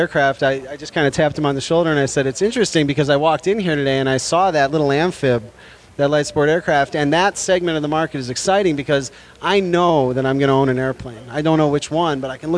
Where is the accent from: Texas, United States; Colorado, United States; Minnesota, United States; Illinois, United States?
Illinois, United States; Chicago; now in San Francisco, United States; I'm from Chicago